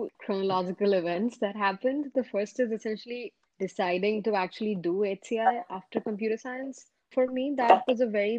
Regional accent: Jaipur, Rajasthan, India; moved away as an adult; also born or lived in Vellore, India; now in United States; I grew up in the north part of India in a city called Jaipur. And I went to school there.

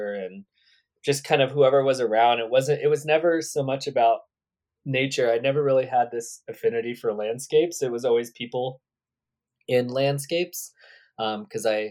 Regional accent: Redding, California, United States; I grew up in a town called Redding, California.

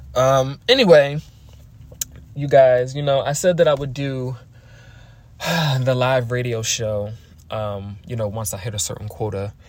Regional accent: Philadelphia, Pennsylvania, United States; I am from Philly.

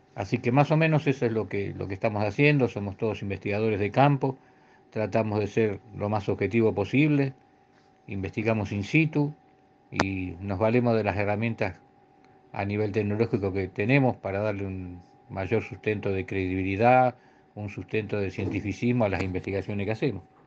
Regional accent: Argentina

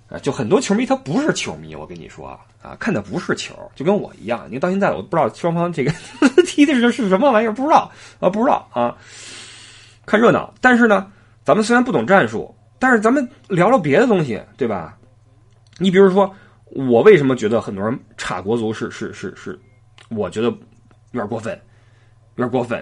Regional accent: China; born or raised there; now in Frankfurt, Germany

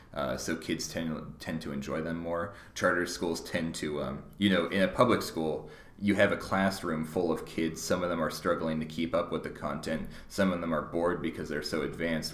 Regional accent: Mercer Island, Washington, United States; I grew up on Mercer Island

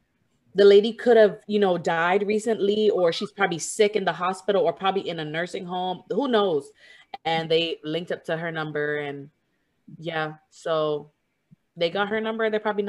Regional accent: Jamaica; I'm Jamaican too

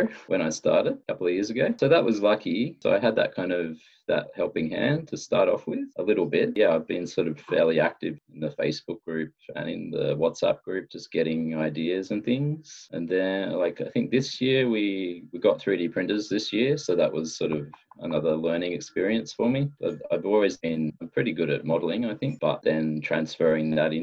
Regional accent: Australia; moved away as an adult; now in Japan; I'm from Australia. I've been living in Japan for more than 10 years.

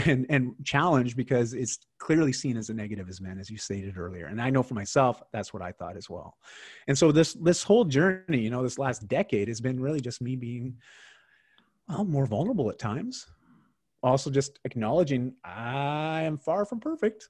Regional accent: Canada; I'm Canadian

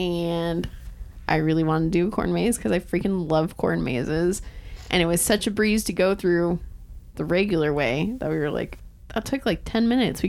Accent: Tacoma, Washington, United States; I moved from North Tacoma to Northeast Tacoma in sixth grade.

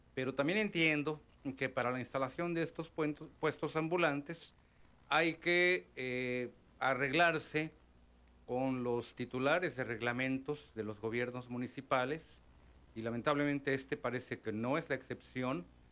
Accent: Mexico City, Mexico; moved away as an adult; soy oriundo de la Ciudad de México

